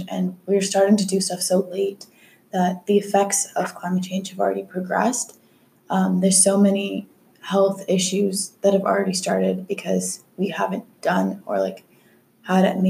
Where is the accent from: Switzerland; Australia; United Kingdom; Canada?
Canada; Ottawa, Ontario; I have lived in Ottawa my whole life